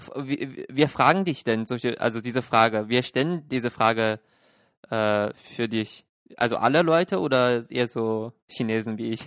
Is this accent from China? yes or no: yes; Shenyang, Liaoning, China; now in Germany; ich bin ja in Shenyang aufgewachsen